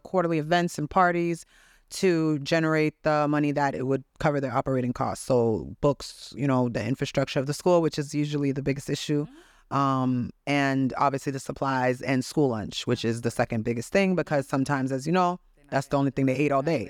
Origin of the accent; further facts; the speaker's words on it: Haiti; I was born in Haiti